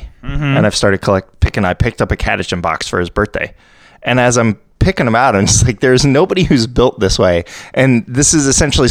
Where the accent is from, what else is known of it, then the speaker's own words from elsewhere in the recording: Columbus, Ohio, United States; I grew up in the Midwest, I grew up in Columbus.